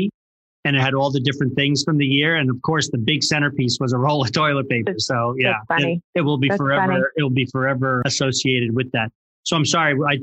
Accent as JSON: {"language": "English", "region": "in and around New York", "country": "United States", "tie": "born or raised there", "said": "I grew up in and around New York and worked in the city."}